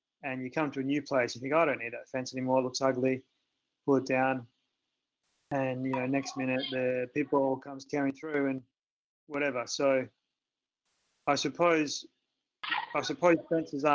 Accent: Australia; I'm from Australia

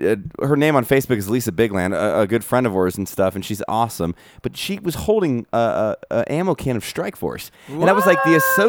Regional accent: California, United States; I'm from California

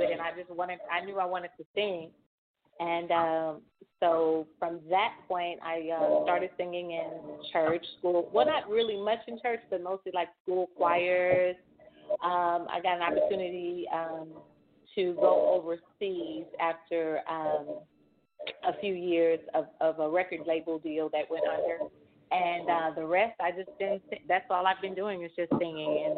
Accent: Arcola, Texas, United States; moved away as an adult; also born or lived in Atlanta, Georgia; Texas is where I was born and raised, from a little country town called Arcola, Texas

